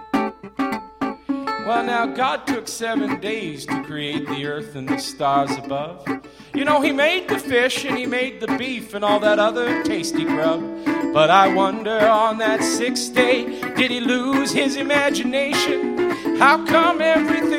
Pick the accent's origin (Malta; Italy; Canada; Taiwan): Canada; I grew up in Canada